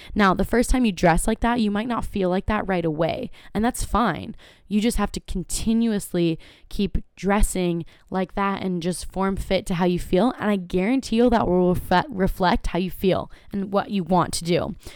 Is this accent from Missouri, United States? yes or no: no; Carlsbad, California, United States; born or raised there